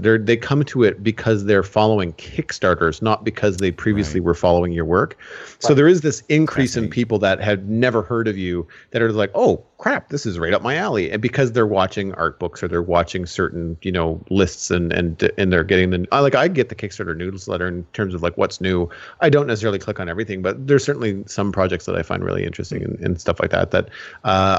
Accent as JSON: {"language": "English", "country": "Canada", "said": "you and I both being Canadian"}